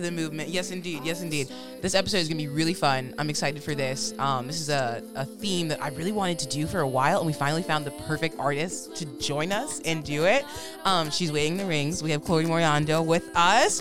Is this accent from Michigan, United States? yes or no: yes; Michigan, United States; I'm originally from Michigan